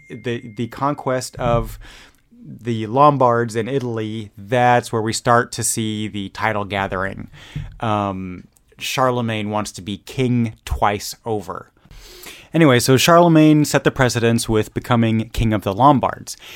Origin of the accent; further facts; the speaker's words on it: Germany; moved away; growing up in Germany